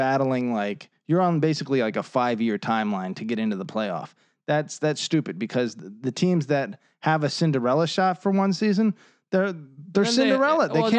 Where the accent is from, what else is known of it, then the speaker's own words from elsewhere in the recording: Virginia, United States; So many people look, we're from Northern Virginia.